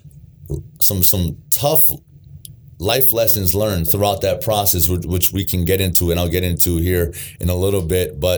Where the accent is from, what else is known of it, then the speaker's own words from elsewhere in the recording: Honolulu, Hawaii, United States; moved away; born and raised in Hawaii, Honolulu, Hawaii